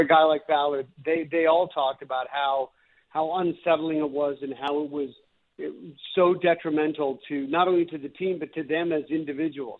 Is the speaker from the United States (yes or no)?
no; North Vancouver, British Columbia, Canada; I grew up in North Vancouver, and I, you know, grew up a Canucks fan